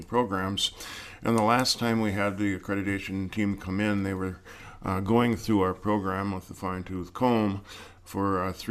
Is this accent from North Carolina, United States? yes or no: no; Cloquet, Minnesota, United States; I grew up in Cloquet, Minnesota, and I played hockey and football there